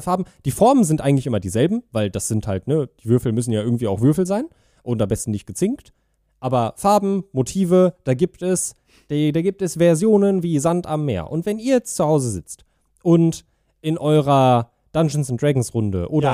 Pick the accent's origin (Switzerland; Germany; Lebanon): Germany; ich bin äh, in Deutschland aufgewachsen und bin offensichtlich sehr deutsch